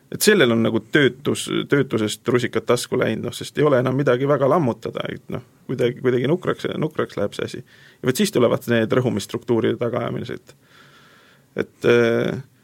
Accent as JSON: {"language": "Estonian", "town": "Tartu", "region": "Tartu County", "country": "Estonia", "said": "ma olen tartlane"}